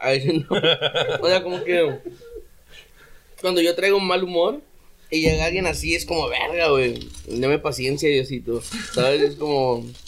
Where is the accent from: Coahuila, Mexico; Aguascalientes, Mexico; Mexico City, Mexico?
Coahuila, Mexico; Ciudad Acuña; moved away; yo no me di cuenta que era muy de Acuña hasta que salí de Acuña